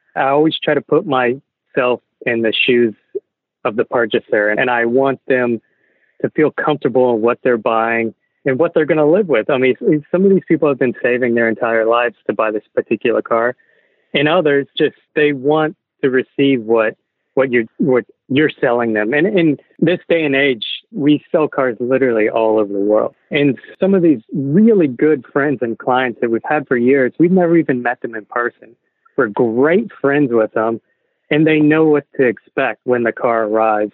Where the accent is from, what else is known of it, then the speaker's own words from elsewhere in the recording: Texas, United States; growing up in Texas